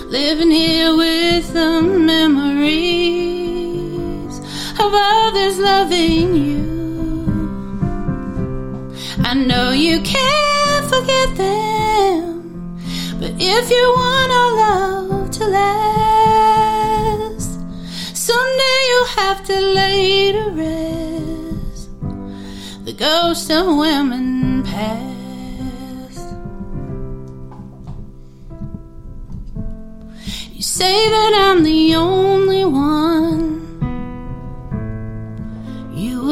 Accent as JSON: {"language": "English", "region": "Tennessee", "country": "United States", "tie": "born or raised there", "said": "I became... a Tennessee girl. I grew up here, and it's just in my accent, and it's not going away"}